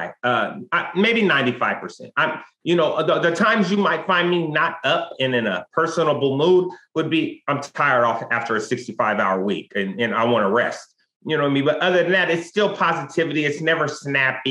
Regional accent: West Coast, United States; I'm from the West Coast

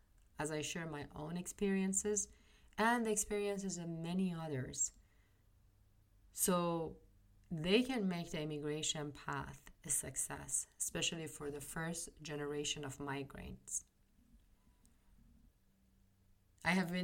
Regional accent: Iran; moved away as an adult; now in United States; I am originally from Iran. I was born and raised in Iran. I was in my early 30s when I landed in the US.

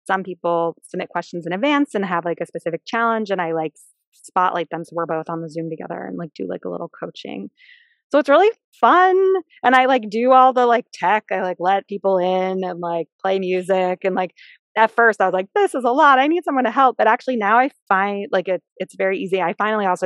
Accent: Philadelphia, Pennsylvania, United States; also born or lived in California; I was born in California, but moved here to Philadelphia when I was like 8 weeks old. So I grew up in Philadelphia

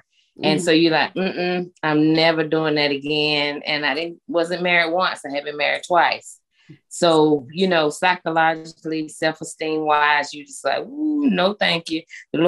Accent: Winston-Salem, North Carolina, United States; born or raised there; moved away as an adult; now in Gastonia, United States

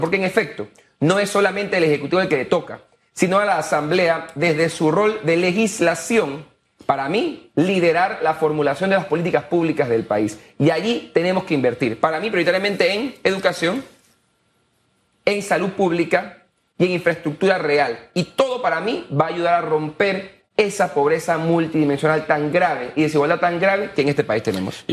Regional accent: Panama; soy panameño

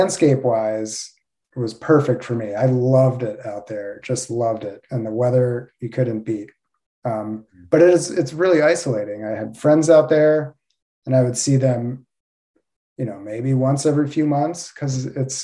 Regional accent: right outside of DC, East Coast, United States; moved away as an adult; also born or lived in Midwest / Los Angeles; now in Alachua, United States; So I grew up on the East Coast in right outside of DC

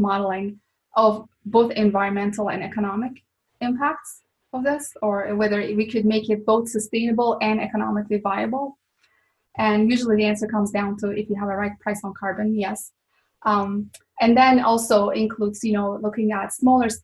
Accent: Turkey; moved away as an adult; also born or lived in Boston; now in Phoenix, United States; I'm originally from Turkey.

